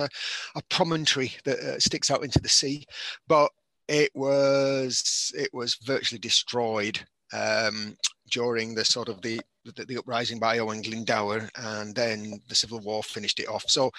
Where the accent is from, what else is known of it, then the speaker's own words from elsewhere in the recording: St Helens, North West England, United Kingdom; now in Wales; I'm actually from St Helens originally.